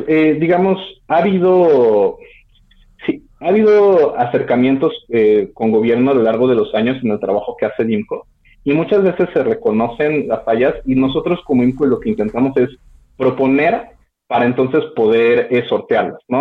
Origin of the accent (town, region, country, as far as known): Mexico